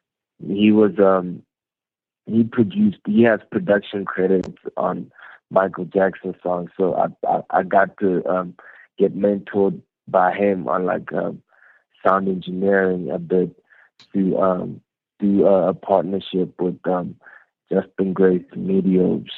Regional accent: Free State, South Africa; I grew up in the Free State in a city called Zalkum

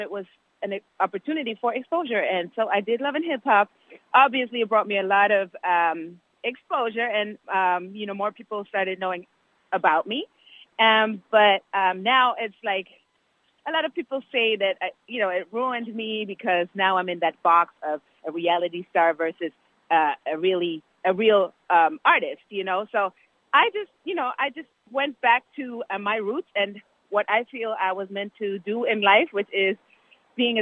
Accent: Germany; moved away; I'm originally from Germany

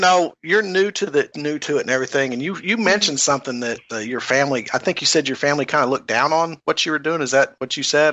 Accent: Kentucky, United States; I'm from Kentucky, which is the Bible Belt

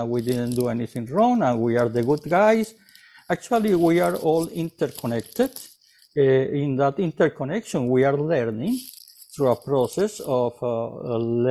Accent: Colombia; now in Canada; I'm originally from South America, from Colombia.

